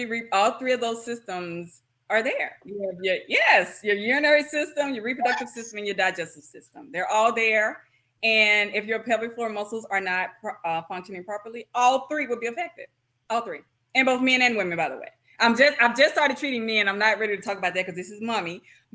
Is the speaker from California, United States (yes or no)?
no; Kilmichael, Mississippi, United States; moved away as an adult; also born or lived in Oklahoma City, Oklahoma; now in Shreveport, United States; So I'm actually from Killmichael, Mississippi, a big city. Actually, it's kind of small, but it's my heart